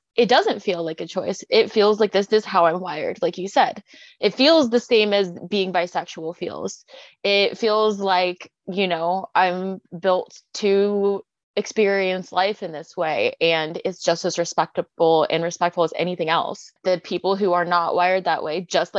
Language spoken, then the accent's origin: English; Portland, Oregon, United States; We're both from Portland, Oregon